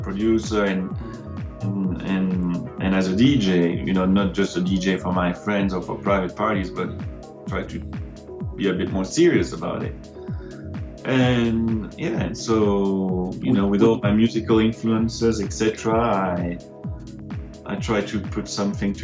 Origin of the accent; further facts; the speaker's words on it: Brussels, Brussels-Capital Region, Belgium; moved away as an adult; also born or lived in London; now in France; So I'm from Brussels, Belgium, originally.